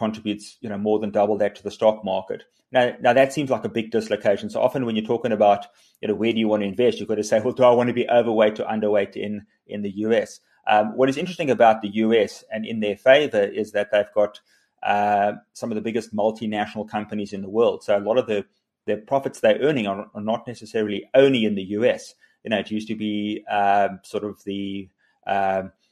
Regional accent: South Africa; South Africans are incredibly optimistic, resilient. We're entrepreneurial

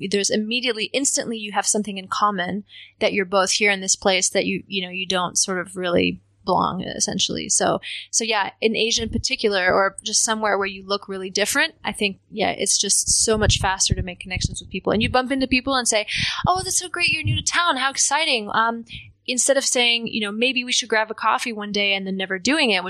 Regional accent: New York, United States; also born or lived in Seattle; Um, mostly, mostly New York, uh, Westchester County. But we um, we traveled

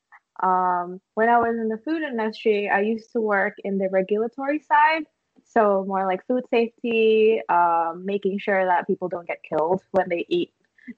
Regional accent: Indonesia; moved away as an adult; also born or lived in Indiana, United States; now in Hawaii, United States; I am from Indonesia, and I moved to the U.S. in 2015 for college

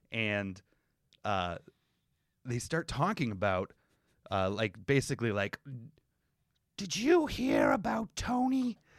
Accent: Canada; as a Canadian

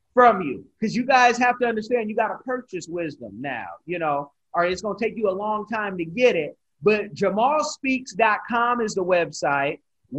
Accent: Oakland, California, United States; I'm from Oakland, all of Oakland.

